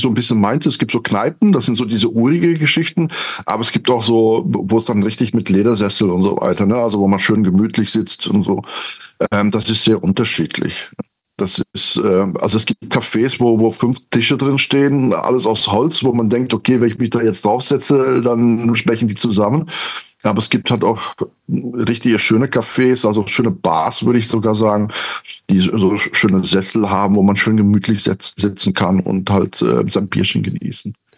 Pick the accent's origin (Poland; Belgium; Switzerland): Belgium; now in Cologne, Germany; gebürtige Belgier, irgendwann in äh, Deutschland, in Köln gelandet, da wohne ich immer noch